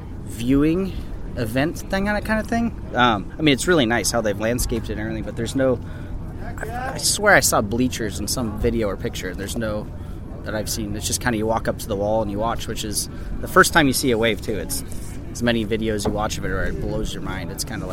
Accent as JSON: {"language": "English", "town": "San Luis Obispo", "region": "California", "country": "United States", "said": "From San Luis Obispo, California, and I own a brewery called Libertine Brewing Compa"}